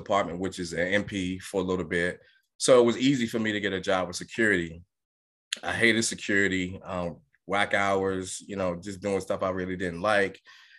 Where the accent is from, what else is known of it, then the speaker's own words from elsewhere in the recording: New York City, New York, United States; now in Atlanta, United States; I grew up in Brooklyn, New York